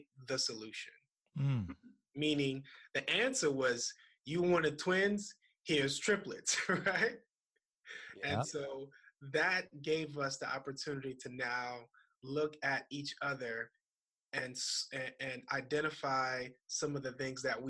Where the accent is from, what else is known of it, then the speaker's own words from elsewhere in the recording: Opa-locka, Florida, United States; I grew up in Miami in a city called Opa-locka.